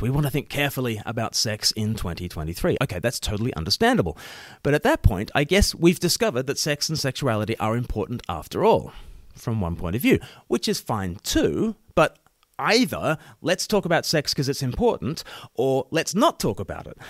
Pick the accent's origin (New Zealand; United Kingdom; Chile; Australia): Australia; moved away; I myself am an ordained minister in the Church of England, but I'm Australian